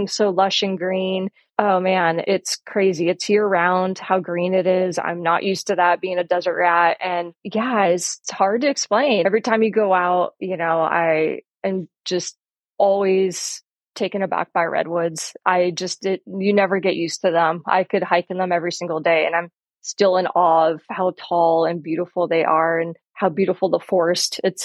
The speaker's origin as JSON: {"language": "English", "area": "northern LA County", "region": "Southern California", "country": "United States", "tie": "born or raised there", "also_born_or_lived": "Utah", "moved": "as an adult", "lives_now": "Mendocino County, United States", "said": "Growing up in the high desert in Southern California"}